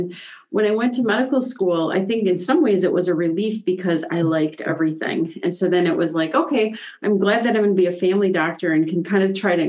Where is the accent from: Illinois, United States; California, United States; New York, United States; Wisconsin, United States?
Wisconsin, United States; Eland; I'm from Eland, Wisconsin, population 200, first generation college student.